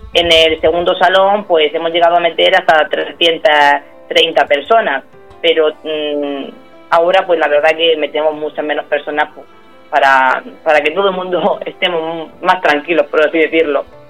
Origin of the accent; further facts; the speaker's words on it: Abanilla, Region of Murcia, Spain; somos nosotros los de Avanilla